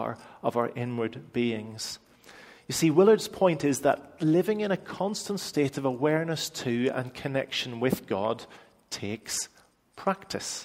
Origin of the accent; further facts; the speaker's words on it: Northern Irish, Northern Ireland, United Kingdom; I'm Northern Irish